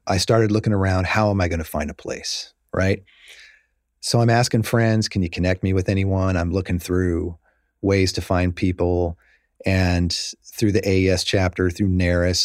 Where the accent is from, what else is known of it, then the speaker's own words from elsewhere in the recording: Kansas, United States; moved away as an adult; also born or lived in San Francisco; now in Los Angeles, United States; I grew up in Kansas, and I grew up in the eighties